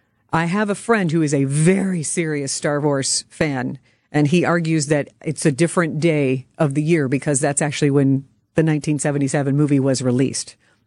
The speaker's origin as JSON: {"language": "English", "town": "Louisville", "region": "Kentucky", "country": "United States", "tie": "born or raised there", "said": "I grew up in Louisville"}